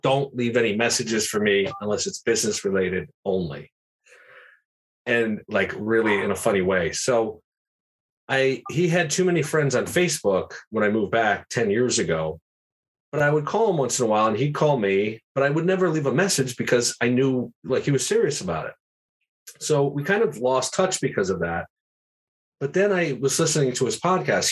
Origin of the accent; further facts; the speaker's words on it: Schenectady, New York, United States; moved away as an adult; also born or lived in Los Angeles; I live in Schenectady, New York, my hometown